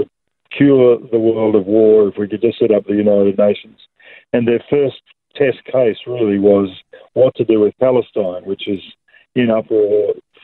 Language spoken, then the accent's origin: English; Sydney, New South Wales, Australia; moved away as an adult; also born or lived in Bourke; I didn't grow up in the bush. I grew up in Sydney